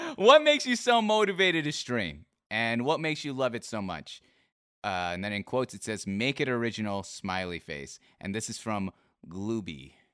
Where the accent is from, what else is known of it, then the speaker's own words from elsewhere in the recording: Seattle, Washington, United States; I'm from Seattle